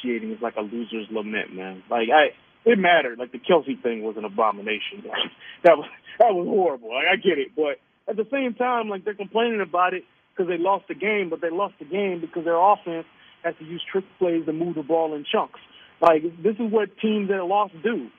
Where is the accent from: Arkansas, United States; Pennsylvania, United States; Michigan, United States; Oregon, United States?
Michigan, United States; Detroit; I grew up in Detroit